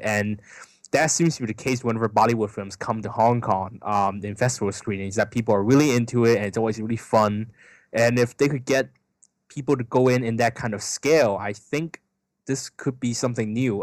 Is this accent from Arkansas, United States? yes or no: no; Bay Area, California, United States; I come from the Bay Area, so, um, in Silicon Valley, there are a lot of Indians